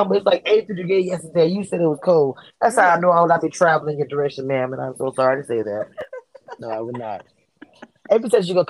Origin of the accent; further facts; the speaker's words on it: Louisiana, United States; I'm from Louisiana.